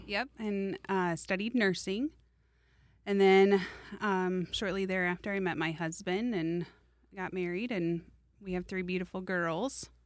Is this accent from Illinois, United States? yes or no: no; Des Moines, Iowa, United States; I grew up in Des Moines